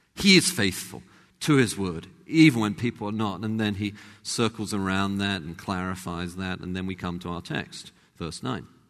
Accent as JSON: {"language": "English", "region": "London", "country": "United Kingdom", "accent": "English", "moved": "as an adult", "lives_now": "United States", "said": "was from the same kind of part of London. But also, having been in America by then for about 10 years"}